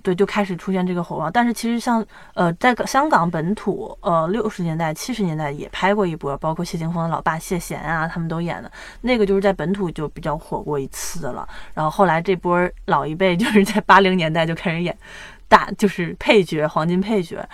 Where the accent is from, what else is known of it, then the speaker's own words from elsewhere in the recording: China; 我们大陆这边